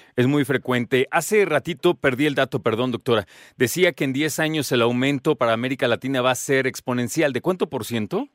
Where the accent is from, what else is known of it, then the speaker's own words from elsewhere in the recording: Mexico; como mexicanos